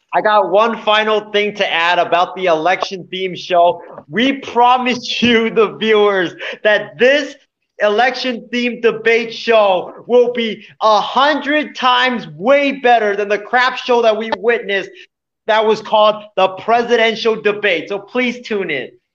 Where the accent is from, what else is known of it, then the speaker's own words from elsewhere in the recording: Hawaii, United States; when I was growing up in Hawaii